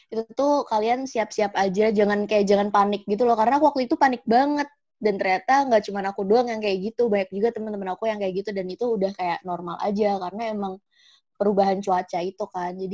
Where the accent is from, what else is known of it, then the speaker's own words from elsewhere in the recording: Semarang, Central Java, Indonesia; now in Malang, Indonesia; aku kan aku kan dari Semarang ya.